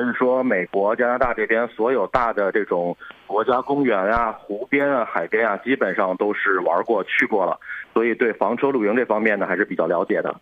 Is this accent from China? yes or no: yes; China; 尤其像我们中国人这种防范意识还是非常强的